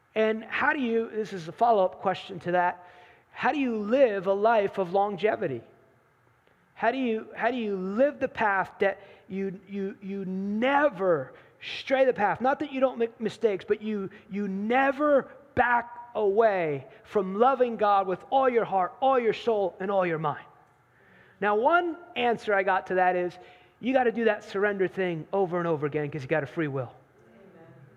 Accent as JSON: {"language": "English", "region": "New Jersey", "country": "United States", "tie": "born or raised there", "moved": "yes", "lives_now": "North Carolina, United States", "said": "I grew up in New Jersey. I don't live in New Jersey now. I live in the promised land of North Carolina now."}